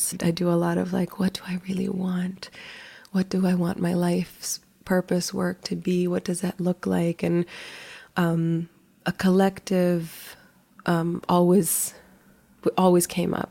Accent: Manila, Metro Manila, Philippines; now in United States; I was born in the Philippines. I grew up in Manila.

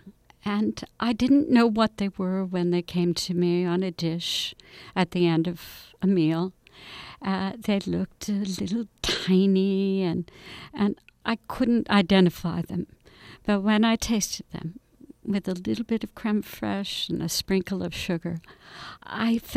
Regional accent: New Jersey, United States; I grew up in New Jersey in the 50s

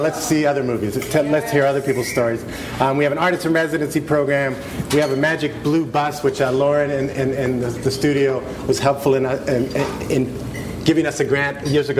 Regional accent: Italy; now in Los Angeles, United States; And I'm from Italy.

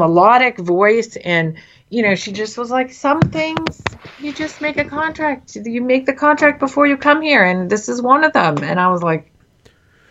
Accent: England, United Kingdom; I was born in England

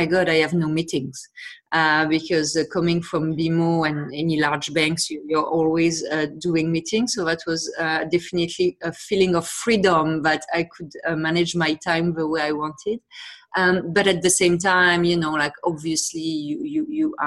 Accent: France; accent: French; English is a second language; moved away as an adult; also born or lived in Montreal, Canada; now in Toronto, Canada; as I'm sure you can hear to my accent, I'm from France originally. I moved to Canada 15 years ago. I live in Toronto.

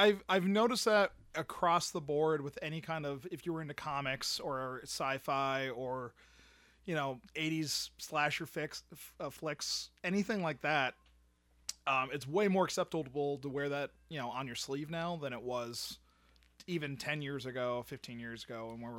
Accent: Pennsylvania, United States; now in Florida, United States; I was raised in Pennsylvania. Northeastern Pennsylvania, where, you know, wrestling would come.

